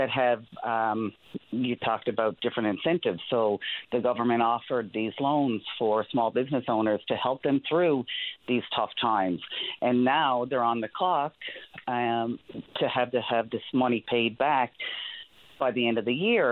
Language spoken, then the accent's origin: English; Newfoundland and Labrador, Canada; moved away as an adult; also born or lived in Ontario; I'm originally from Newfoundland, and I moved to Ontario about 25 years ago